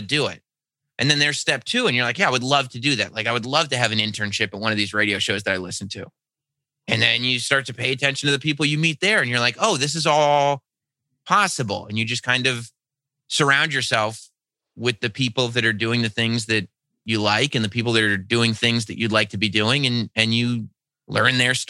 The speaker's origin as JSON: {"language": "English", "area": "Westchester", "region": "New York", "country": "United States", "said": "I'm from Westchester. So, you know, I was living in Westchester"}